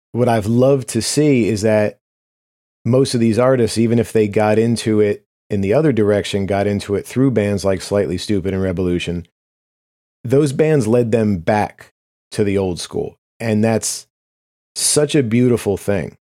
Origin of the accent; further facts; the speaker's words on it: United States; as an American, especially as white Americans